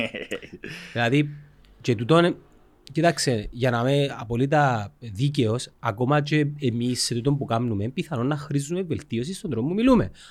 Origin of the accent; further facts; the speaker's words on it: Cyprus; είμαι από Κύπρο.